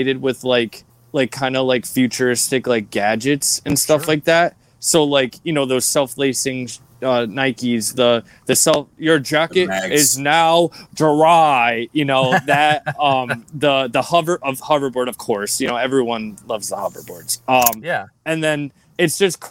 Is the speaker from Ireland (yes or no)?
no; Australia; moved away; I was born in Australia